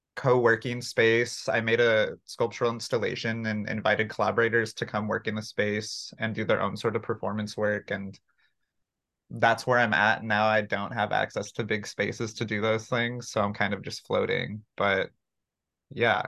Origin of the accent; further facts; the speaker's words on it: Santa Clarita, California, United States; also born or lived in Mexico; I grew up in Santa Clarita